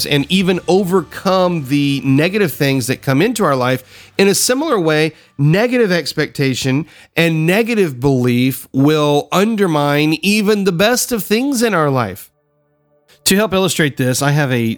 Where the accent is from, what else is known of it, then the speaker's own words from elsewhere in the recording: the South, United States; I grew up in the South. I grew up down here where we consider it the buckle of the Bible Belt